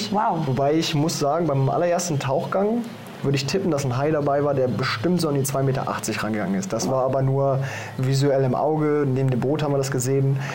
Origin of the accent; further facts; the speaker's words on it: Germany; Wie du schon sagst, ich komme aus Deutschland.